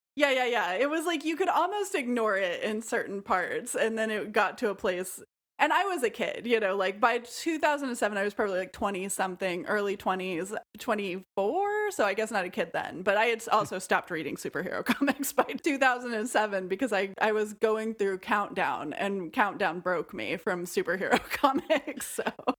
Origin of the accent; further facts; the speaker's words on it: rural Missouri, United States; also born or lived in Nashville, Tennessee; I was a kid who lived in rural Missouri, and I was bored out of my mind all of the time, of course, because it was a boring place to live. I was from Nashville and had moved to a rural place